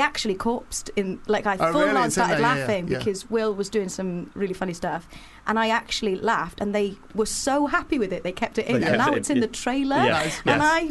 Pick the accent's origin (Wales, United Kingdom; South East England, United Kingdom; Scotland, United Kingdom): Wales, United Kingdom; I should know more about rugby, especially being Welsh.